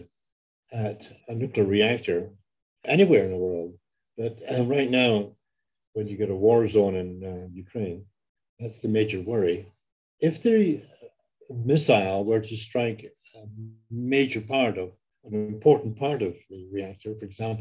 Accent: Canada; I am Canadian, so therefore I'm allowed to criticize my own country

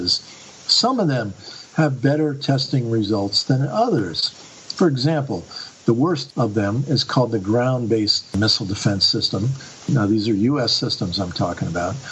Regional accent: Bath, Maine, United States; my hometown here in Bath, Maine

